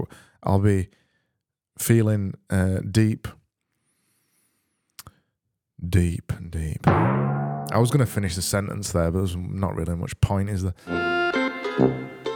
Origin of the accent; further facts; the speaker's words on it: United Kingdom; I am a British person